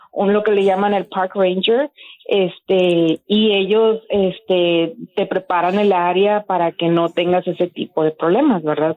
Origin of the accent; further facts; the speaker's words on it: Mexico; somos de México